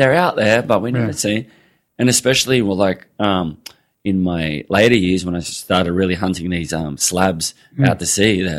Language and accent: English; Cronulla, New South Wales, Australia; I was born in Cronulla.